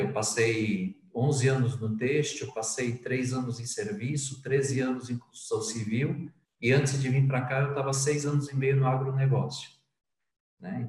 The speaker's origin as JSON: {"language": "Portuguese", "region": "São Paulo", "country": "Brazil", "also_born_or_lived": "Northeast Brazil / Angola", "moved": "as an adult", "said": "Eu sou de São Paulo, mas na verdade a, a profissão comercial, a profissão de marketing me levou a morar em vários lugares"}